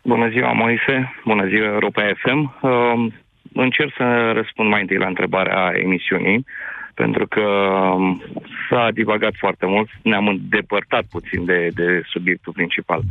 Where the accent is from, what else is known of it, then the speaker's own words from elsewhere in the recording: Târgu Jiu, Gorj, Romania; sunt din Târgu Jiu, din județul Gorj